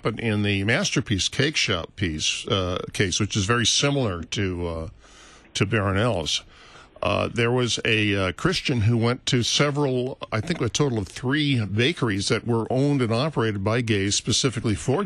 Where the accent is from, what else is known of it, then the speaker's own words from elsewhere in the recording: St. Louis, Missouri, United States; I was raised here in St. Louis